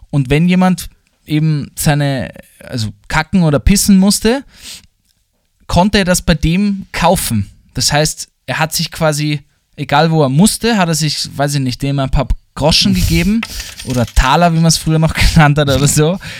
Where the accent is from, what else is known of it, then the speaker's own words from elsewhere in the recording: Vienna, Austria; accent: Wiener Dialekt; Mir wurde der Dialekt abgesprochen, dass ich aus Wien bin